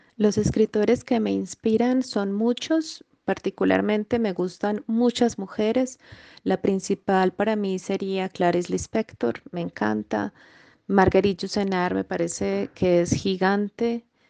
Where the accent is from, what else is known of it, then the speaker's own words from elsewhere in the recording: Jericó, Antioquia, Colombia; also born or lived in Medellín, Colombia; Yo nací en Medellín, Colombia, pero me trasladé a vivir a los ocho añitos a el municipio de Jericó, Antioquia